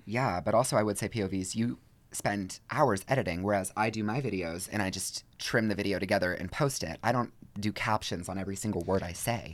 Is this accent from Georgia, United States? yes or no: yes; Georgia, United States; now in Los Angeles, United States; I'm from Georgia